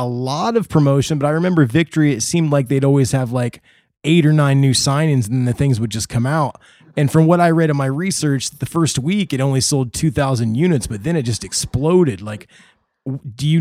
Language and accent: English; Indiana, United States; moved away as an adult; also born or lived in California; No, I'm from Indiana.